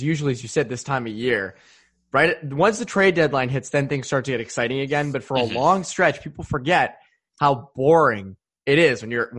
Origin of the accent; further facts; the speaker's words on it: MetroWest, Massachusetts, United States; now in Western Massachusetts, United States; Yeah, I'm from the Metro West, so my family was telling me how much snow they got.